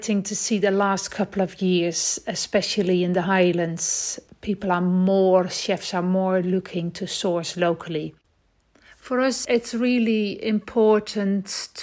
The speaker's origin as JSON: {"language": "English", "country": "Netherlands", "moved": "as an adult", "lives_now": "Scotland, United Kingdom", "said": "We moved from the Netherlands in 2000 when we came to Scotland."}